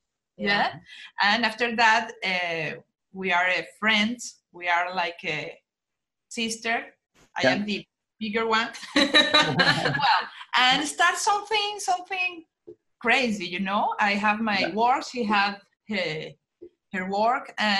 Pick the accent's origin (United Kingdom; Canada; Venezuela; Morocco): Venezuela; now in Aruba; And yes, we are from Venezuela.